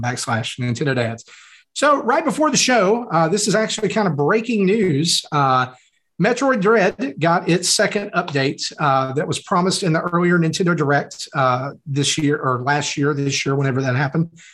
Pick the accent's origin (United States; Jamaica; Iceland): United States; the South; I'm from the South. We don't talk good down here